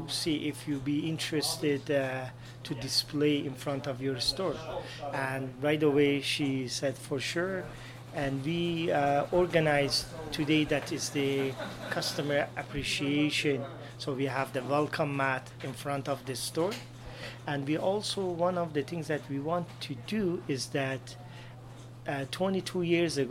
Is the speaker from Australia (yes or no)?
no; Iran; moved away as an adult; now in Canada; I came from Iran